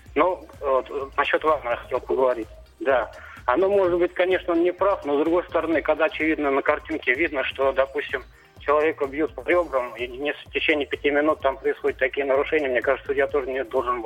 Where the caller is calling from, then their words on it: Saratov, Saratov Oblast, Russia; я звоню из Саратова